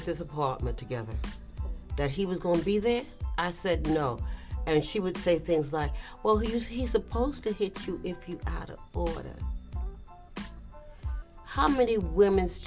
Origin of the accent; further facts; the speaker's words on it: New York, United States; When I went back to where I grew up in Edenwall